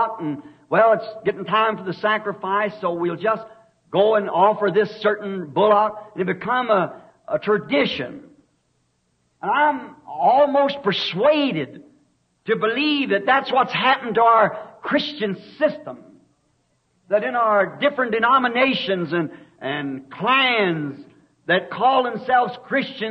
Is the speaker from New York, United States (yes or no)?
no; Arizona, United States; I'm from Arizona